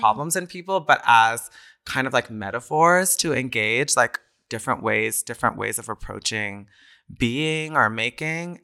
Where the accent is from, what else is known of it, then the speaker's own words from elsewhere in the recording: College Station, Texas, United States; moved away as an adult; also born or lived in New York; now in Berlin, Germany; I was in my hometown in College Station, Texas